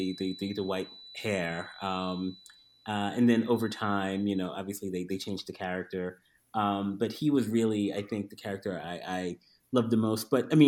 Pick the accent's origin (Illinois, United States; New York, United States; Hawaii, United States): New York, United States; growing up in New York, African-American or Haitian-American, technically, I'm first generation